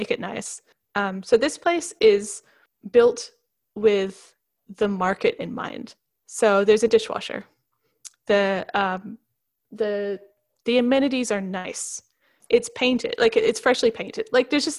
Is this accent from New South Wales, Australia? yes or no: no; Queensland, Australia; accent: Queensland; my Queensland accent